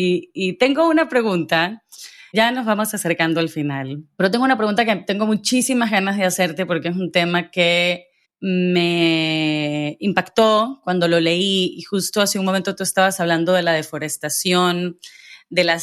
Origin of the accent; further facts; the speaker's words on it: Guayaquil, Guayas, Ecuador; now in Madrid, Spain; Yo recientemente me mudé a Madrid y vengo de Guayaquil